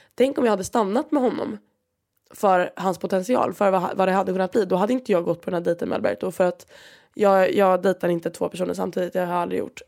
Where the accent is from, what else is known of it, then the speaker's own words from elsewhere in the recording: Sweden; moved away as an adult; now in Valencia, Spain; jag är från Sverige